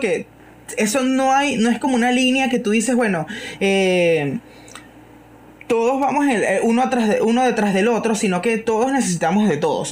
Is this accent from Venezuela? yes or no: yes; Guacara, Carabobo, Venezuela; aquí en, en, Guacara, yo soy de Guacara